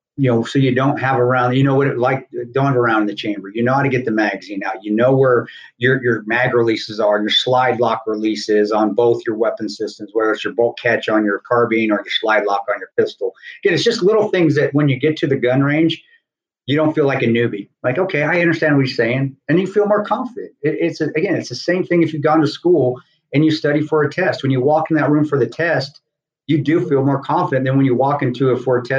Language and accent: English; Southern Colorado, United States; growing up in Southern Colorado, my dad being from Lubbock, Texas